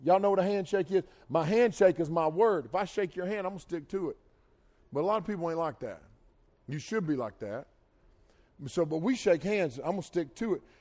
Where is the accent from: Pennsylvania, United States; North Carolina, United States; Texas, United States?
North Carolina, United States; I'm from North Carolina here